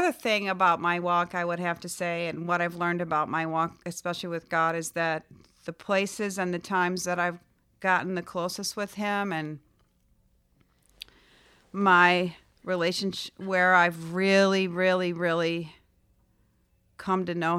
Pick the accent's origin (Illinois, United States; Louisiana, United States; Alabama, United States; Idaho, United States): Illinois, United States; Chicago; now in Florida, United States; And in Florida, we don't have basements, but I grew up in Chicago and I had a basement.